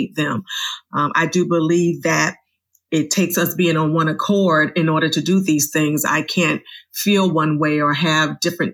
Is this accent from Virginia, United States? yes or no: yes; Richmond, Virginia, United States; I was 6 minutes from my home, Virginia Union University. I'm from Virginia.